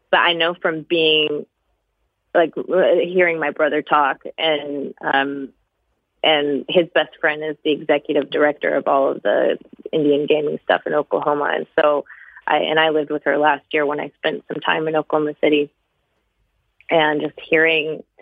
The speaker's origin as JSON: {"language": "English", "country": "Switzerland", "tie": "born there", "also_born_or_lived": "Cameroon / Kenya / South Africa / Romania", "said": "I was born in Switzerland."}